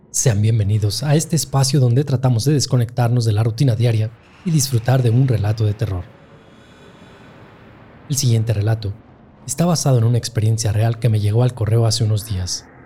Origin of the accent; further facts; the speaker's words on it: Boca del Río, Veracruz, Mexico; les tengo que aclarar que yo soy de Veracruz, de Boca del Río. Y pues esa tradición de que siempre nos llevaban con mi abuelo a la Sierra de Oaxaca